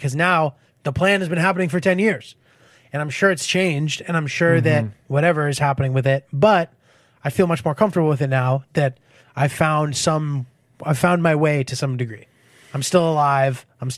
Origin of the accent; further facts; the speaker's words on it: Connecticut, United States; No. I'm from like not the fancy part. Where I'm from is fine. It's like kind of a middle class town, quiet, nice, you know.